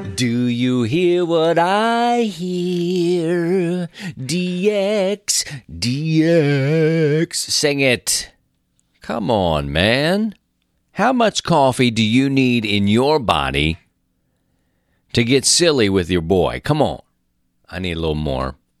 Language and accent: English; Baltimore, Maryland, United States; moved away as an adult; also born or lived in Philadelphia; now in Missouri, United States; born and raised in Baltimore, and then up to Philadelphia, you know, for six years, and then out here in Missouri to the country